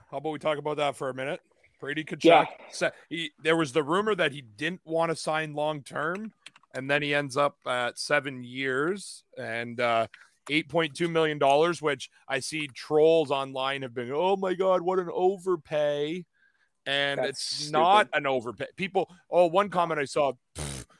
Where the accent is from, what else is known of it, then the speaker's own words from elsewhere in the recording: Canada; I'm Canadian